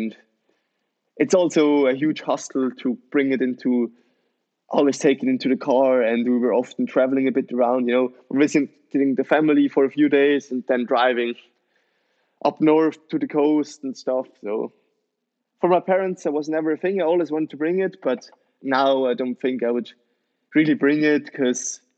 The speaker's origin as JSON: {"language": "English", "country": "Switzerland", "tie": "born or raised there", "said": "I'm born and raised in Switzerland"}